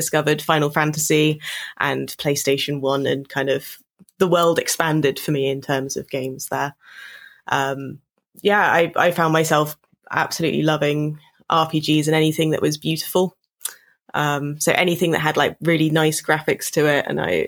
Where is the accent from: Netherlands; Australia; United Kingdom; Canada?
United Kingdom; Bournemouth, South West England; I grew up in Bournemouth in the United Kingdom, which is Dorset, so south coast on the beach.